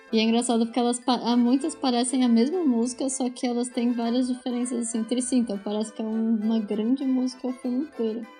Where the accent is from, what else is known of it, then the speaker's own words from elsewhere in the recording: Brazil; como brasileiro